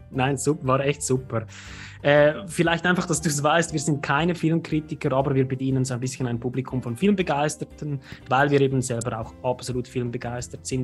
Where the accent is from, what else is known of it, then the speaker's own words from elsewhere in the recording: Switzerland; als Schweizer mit bayerischen Wurzeln